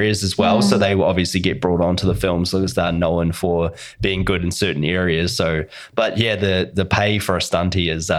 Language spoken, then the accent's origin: English; New Zealand; As a Russian, and I'm a Kiwi.